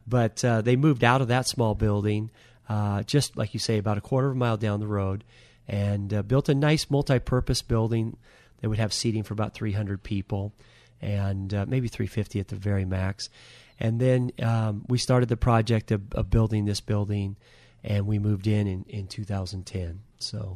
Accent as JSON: {"language": "English", "town": "Anacortes", "region": "Washington", "country": "United States", "tie": "born or raised there", "said": "I was raised in Anacortes"}